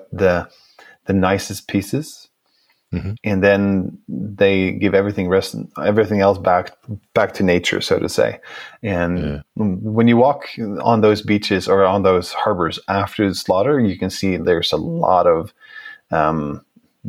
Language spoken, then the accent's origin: English; Norway; I come from Norway